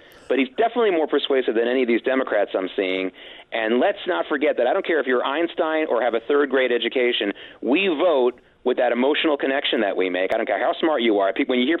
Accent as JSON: {"language": "English", "town": "Oklahoma City", "region": "Oklahoma", "country": "United States", "tie": "born there", "also_born_or_lived": "the South / the Midwest / New York", "said": "I was born in Oklahoma City. I lived half my life in the South. I lived a lot of my life in the Midwest. I wasn't in a New York bubble"}